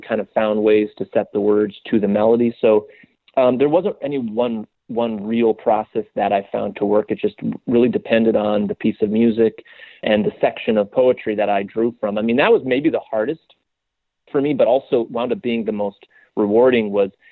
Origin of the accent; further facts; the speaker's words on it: West Coast, United States; now in New York, United States; I'm not a New Yorker. I grew up in very kind of very white bread, like sheltered suburban West Coast suburb